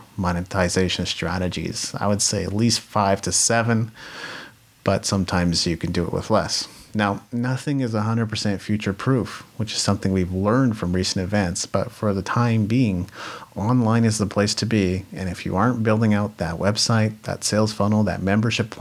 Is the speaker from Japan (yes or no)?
yes; Japan; moved away; I grew up in Japan. That's a way different culture than North America